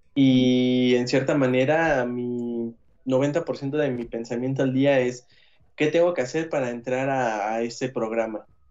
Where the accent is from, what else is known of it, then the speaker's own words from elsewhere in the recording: Mexico; nosotros como sociedad mexicana